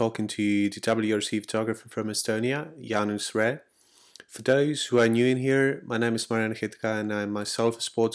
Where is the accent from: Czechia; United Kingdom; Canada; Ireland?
Czechia; I'm from the Czech Republic